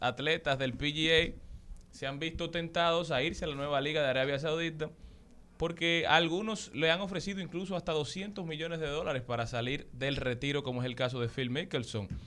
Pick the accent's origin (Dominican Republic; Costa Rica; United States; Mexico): Dominican Republic